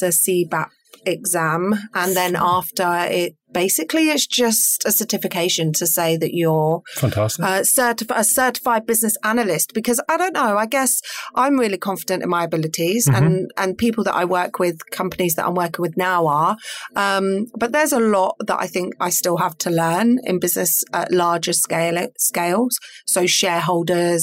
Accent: Peterborough, East of England, United Kingdom; I am local, born and bred Peterborough. And so I grew up in Orton

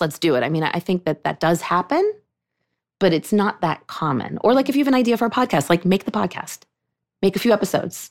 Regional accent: Pittsburgh, Pennsylvania, United States; moved away as an adult; also born or lived in Vermont; now in New York, United States; I grew up in Pittsburgh. That was my synagogue

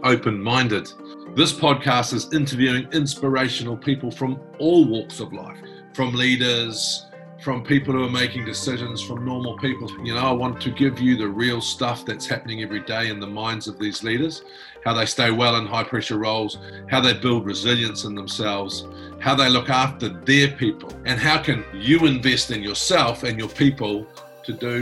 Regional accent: New Zealand; I'm from New Zealand

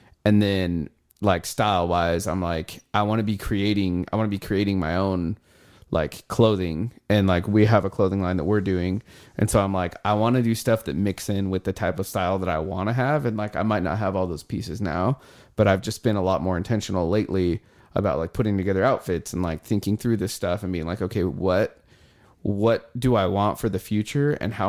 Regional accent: Nampa, Idaho, United States; I'm from Nampa, by the way.

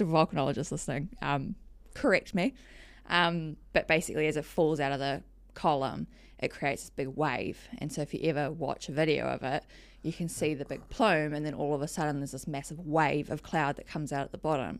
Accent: Whakatane, Bay of Plenty, New Zealand; also born or lived in Palmerston North, New Zealand; I was born in Palmerston North and lived there till I was about eight or nine. And then dad bought a business up in Whakatane, which is um, in the Bay of Plenty

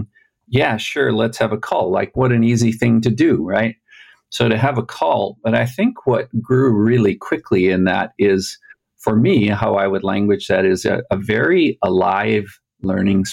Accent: Alberta, Canada; now in Utah, United States; And I also come from Canada. So there's a shared Canadian thing. I grew up in Alberta.

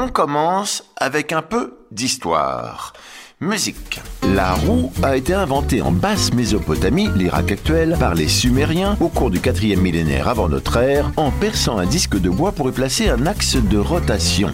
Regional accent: France; On revient chez nous en France

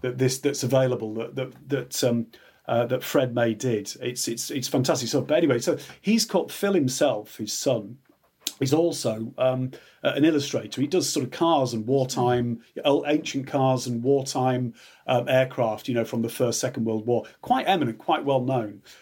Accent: Yorkshire Dales, Yorkshire and the Humber, United Kingdom; I'm from Midland in the Dales, the Yorkshire Dales

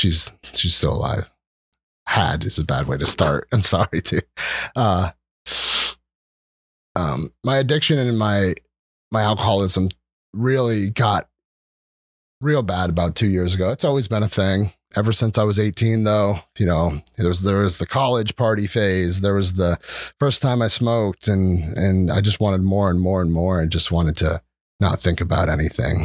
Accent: Oley Valley, outside Reading, Pennsylvania, United States; moved away as an adult; now in Breinigsville, United States; I grew up in Olde Valley. It's like a country town outside Reading

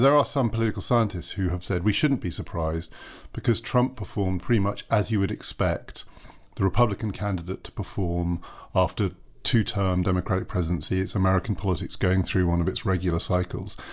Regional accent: United Kingdom; as a British citizen

